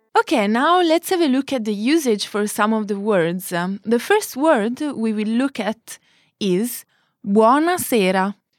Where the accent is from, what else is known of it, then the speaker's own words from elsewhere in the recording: Naples, Campania, Italy; moved away; I come from Naples.